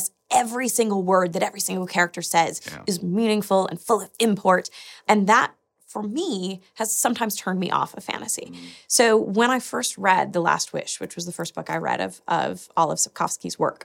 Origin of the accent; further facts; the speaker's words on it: United States; being American, I knew that was a lot of my people